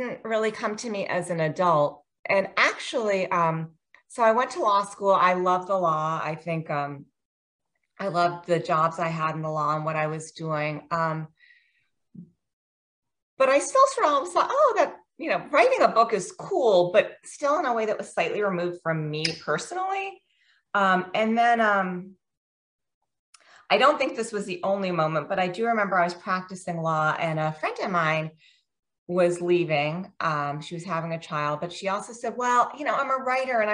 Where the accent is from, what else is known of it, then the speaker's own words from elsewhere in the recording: Virginia, United States; moved away as an adult; also born or lived in Washington, D.C. / India (parents); now in Maryland, United States; I grew up in Virginia.